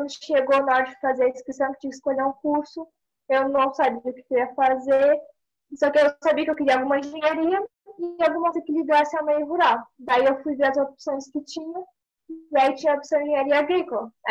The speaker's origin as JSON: {"language": "Portuguese", "town": "Pelotas", "region": "Rio Grande do Sul", "country": "Brazil", "said": "eu sou aqui da colônia Maciel, interior de Pelotas."}